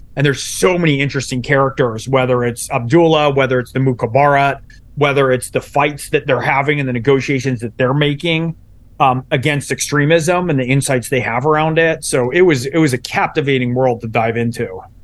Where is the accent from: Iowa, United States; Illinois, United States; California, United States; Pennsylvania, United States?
California, United States; San Francisco Bay Area; I was born in San Francisco Bay Area